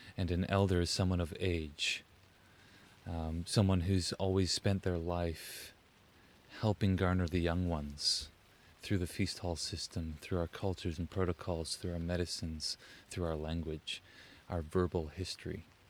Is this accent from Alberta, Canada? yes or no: no; Huntsville, Ontario, Canada; also born or lived in Orillia, Ontario / British Columbia (ancestral homeland); I was raised in Huntsville, Ontario